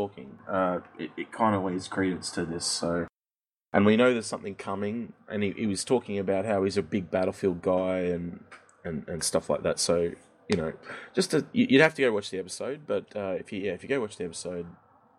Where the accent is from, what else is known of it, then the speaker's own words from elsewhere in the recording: Australia; As an Australian